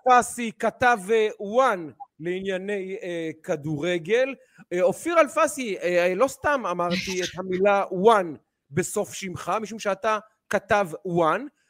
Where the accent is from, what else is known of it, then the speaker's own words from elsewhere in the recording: Ramat Gan, Tel Aviv District, Israel; בתור רמת גני הרבה שנים